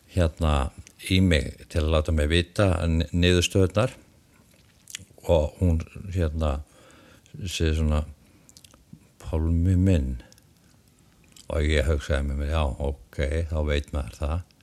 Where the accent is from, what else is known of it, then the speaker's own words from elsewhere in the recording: Iceland; moved away; ég er utan að landi